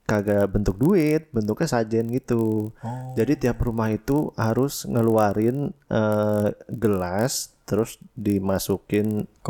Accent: West Java, Indonesia; Emang gue orang Sunda.

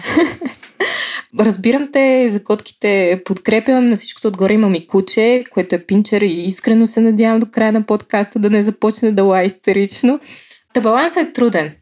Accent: Bulgaria; Българка съм

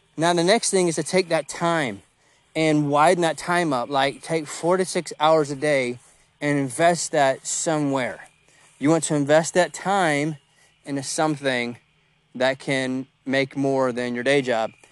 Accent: United States; I'm an American too

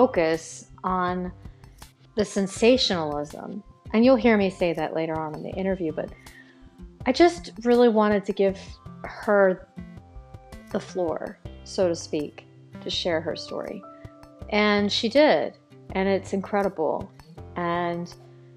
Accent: Baltimore, Maryland, United States; my hometown of Baltimore City

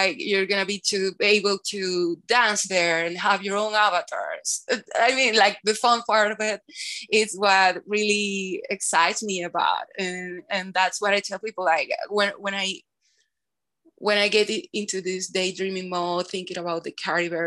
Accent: Caracas, Capital District, Venezuela; I'm from Venezuela. I'm from Caracas, Venezuela

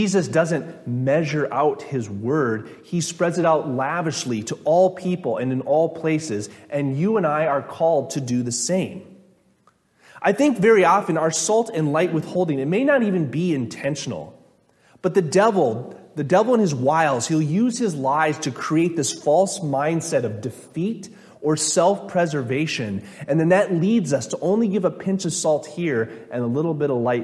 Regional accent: Minnesota, United States; I'm from Minnesota

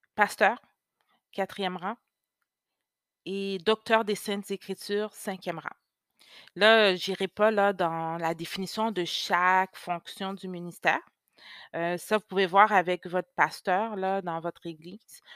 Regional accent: Quebec, Canada; first language French; also born or lived in Haiti (ancestry); Je suis née au Québec, mais d'origine haïtienne.

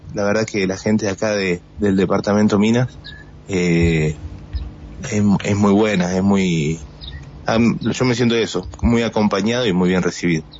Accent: Buenos Aires, Argentina; moved away as an adult; now in Las Ovejas, Argentina; somos porteños los dos

